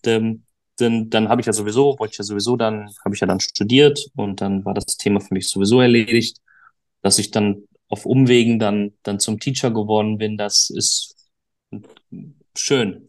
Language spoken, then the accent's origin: German; Duisburg, North Rhine-Westphalia, Germany; ich komme aus Duisburg, äh, habe meine Golfschule in Duisburg